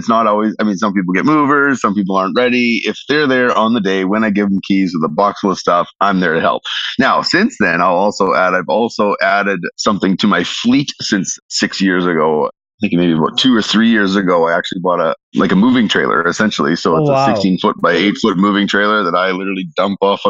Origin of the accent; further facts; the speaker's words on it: Regina, Saskatchewan, Canada; I was born and raised here in Regina, so I've been here my entire